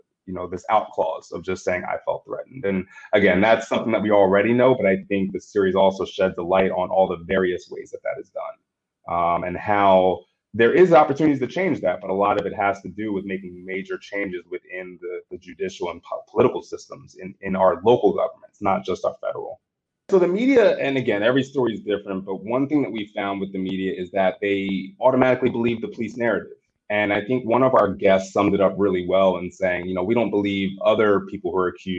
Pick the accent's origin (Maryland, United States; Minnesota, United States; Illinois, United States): Maryland, United States; Bel Air; I'm actually spent most of my life growing up in Bel Air, Maryland